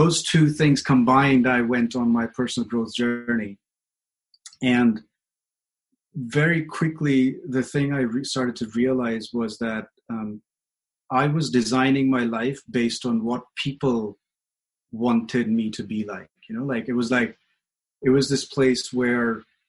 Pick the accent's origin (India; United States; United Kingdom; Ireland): India; moved away; I grew up in India with a very conventional idea of relationship